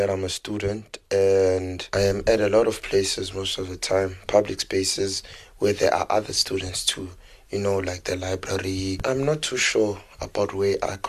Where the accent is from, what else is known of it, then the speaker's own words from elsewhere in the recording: Soweto, Gauteng, South Africa; moved away as an adult; now in Grahamstown, South Africa; I was born and raised in Diepkloof, Soweto. I currently live in Grahamstown, Eastern Cape, and I'm a student in Rhodes University.